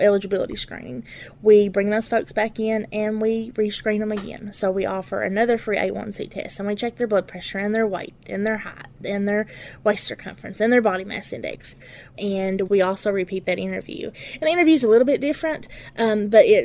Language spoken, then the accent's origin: English; Letcher County, Kentucky, United States; I'm from Letcher County. I've lived in Letcher County my entire life.